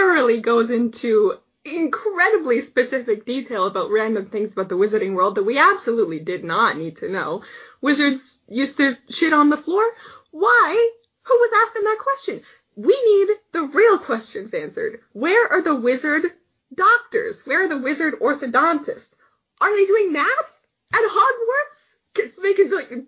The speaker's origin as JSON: {"language": "English", "country": "Canada", "said": "we're Canadian"}